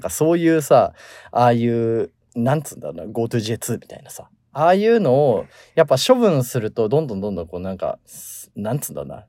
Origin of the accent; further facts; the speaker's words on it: Tokyo, Japan; moved away as an adult; now in Los Angeles, United States; 東京生まれ東京育ちっていうのもあるんだけど